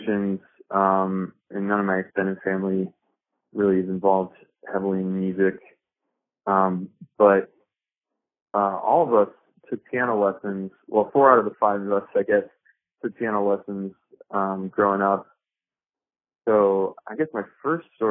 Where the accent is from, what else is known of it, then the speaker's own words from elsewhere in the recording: Bettendorf, Iowa, United States; moved away as an adult; also born or lived in Chicago area, Illinois; now in Greeley, United States; I grew up in the Quad Cities, Bettendorf, Iowa